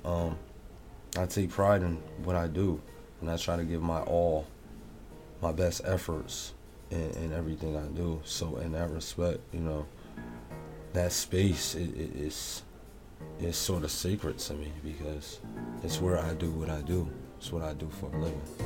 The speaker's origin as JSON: {"language": "English", "town": "New Haven", "region": "Connecticut", "country": "United States", "tie": "born or raised there", "said": "growing up in New Haven"}